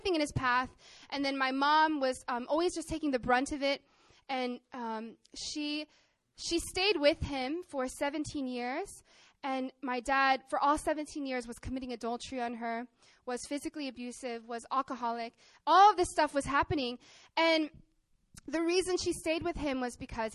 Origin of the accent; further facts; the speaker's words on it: Arkansas, United States; I grew up in Arkansas, in the countryside, to my Korean mom and my American dad